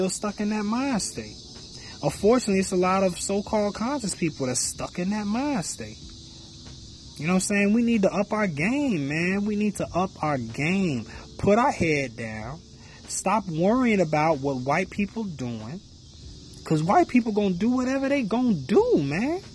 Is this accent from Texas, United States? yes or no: no; Chicago, Illinois, United States; I grew up in the Chicago area. You know what I'm saying? In and around the city of Chicago.